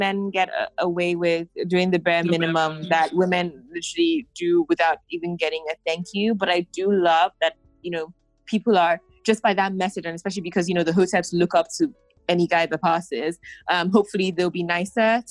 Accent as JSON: {"language": "English", "country": "Nigeria", "said": "being Nigerian"}